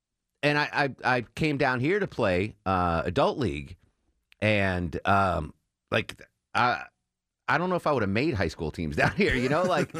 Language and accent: English; Connecticut, United States; so I'm from Connecticut, …'s from Texas, …'s from Montana, and … is from Wisconsin.